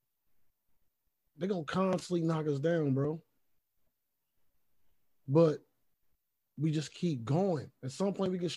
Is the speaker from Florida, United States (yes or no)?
no; Cincinnati, Ohio, United States; I grew up in Cincinnati and wasn't even all the way in it